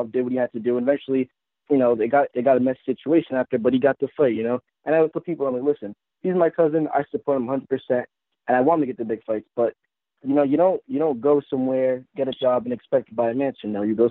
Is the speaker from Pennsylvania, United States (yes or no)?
no; Providence, Rhode Island, United States; I'm actually from Providence, Rhode Island